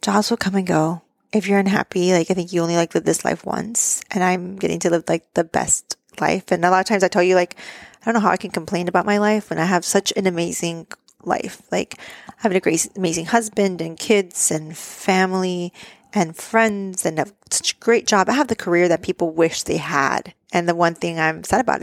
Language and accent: English; Mexico; moved away; my hometown in Mexico